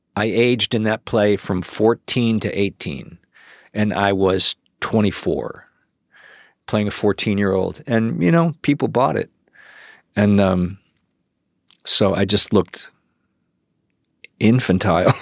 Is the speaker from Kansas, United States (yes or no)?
no; Cleveland, Ohio, United States; moved away; also born or lived in Chicago / New York; I grew up in Cleveland